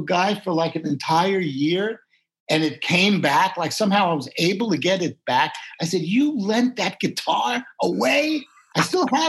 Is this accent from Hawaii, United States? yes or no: no; New York City, New York, United States; I grew up in the Bronx where you would hear the doo-wop harmony